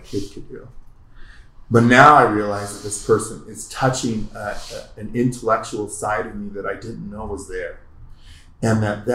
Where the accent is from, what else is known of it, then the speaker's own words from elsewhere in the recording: Oregon, United States; also born or lived in California; now in Colorado, United States; growing up in Oregon